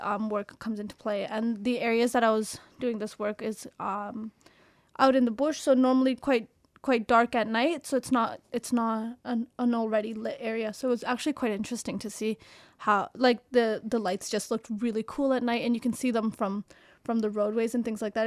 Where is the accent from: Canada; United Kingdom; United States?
Canada; I'm from Canada